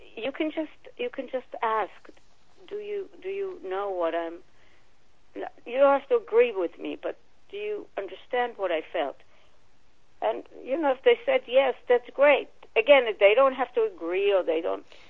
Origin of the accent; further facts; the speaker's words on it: Israel; moved away; I was born and raised in Israel